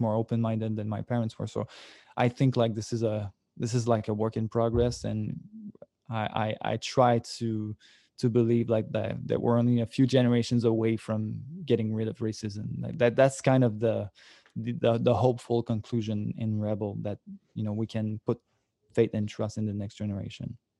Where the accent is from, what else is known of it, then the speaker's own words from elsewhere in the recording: Sorel, Quebec, Canada; I come from Sorel, which is like a, a small town, like about an hour from Montreal